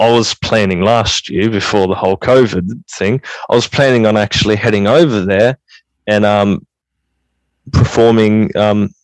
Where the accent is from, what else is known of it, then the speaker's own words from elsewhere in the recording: Australia; I was born in Australia.